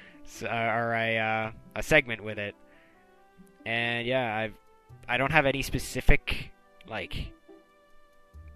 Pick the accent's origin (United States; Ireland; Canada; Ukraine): Canada; I'm Canadian